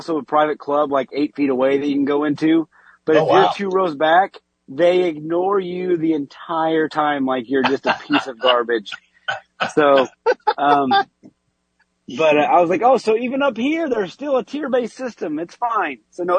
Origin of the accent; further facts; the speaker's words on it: Indiana, United States; I was made in the Indiana area. I'm from Indiana.